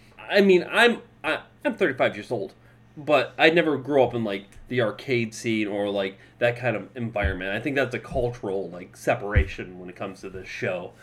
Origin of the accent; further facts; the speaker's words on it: Flint, Michigan, United States; I grew up in Flint